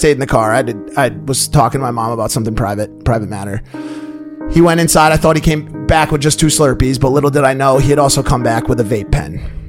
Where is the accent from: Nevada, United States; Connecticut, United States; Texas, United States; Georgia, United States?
Connecticut, United States; Milford; I'm from Milford.